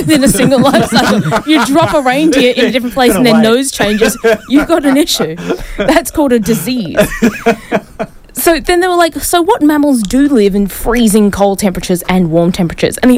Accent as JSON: {"language": "English", "country": "New Zealand", "moved": "yes", "lives_now": "Brisbane, Australia", "said": "I need to go back home and tell my fellow Kiwis this"}